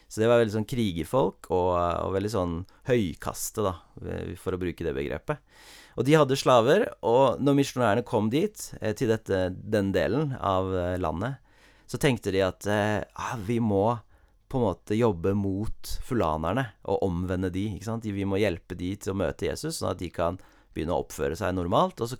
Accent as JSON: {"language": "Norwegian", "country": "Cameroon", "tie": "born or raised there", "said": "jeg har et lokalt, eller et eksempel fra der jeg vokste opp, i Kamerun i Vest-Afrika."}